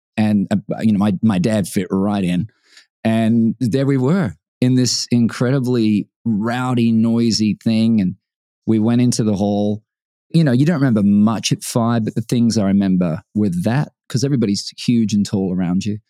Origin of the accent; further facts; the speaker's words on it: Brisbane, Queensland, Australia; moved away; Brisbane, my hometown